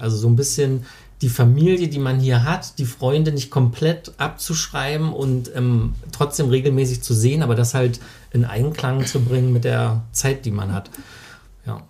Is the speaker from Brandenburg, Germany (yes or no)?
yes; Finsterwalde, Brandenburg, Germany; moved away as an adult; also born or lived in Karlsruhe / Frankfurt am Main / Doberlug-Kirchhain; Ja, also wir sind hier, beide hier geboren in Finsterwalde, sind hier zur Schule gegangen